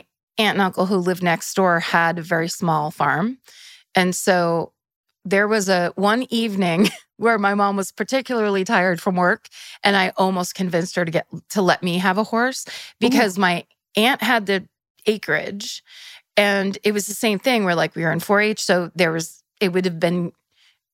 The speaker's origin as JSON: {"language": "English", "town": "Petaluma", "region": "California", "country": "United States", "said": "I'm from Petaluma."}